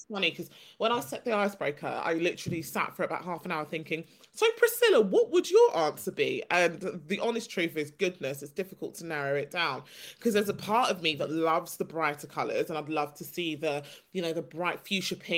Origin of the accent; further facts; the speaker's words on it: United Kingdom; I was born and raised in the UK, haven't lived anywhere else